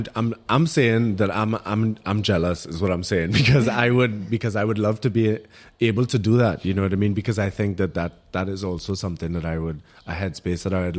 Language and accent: English; Trinidad & Tobago; now in Germany; I'm Trinidadian, my passport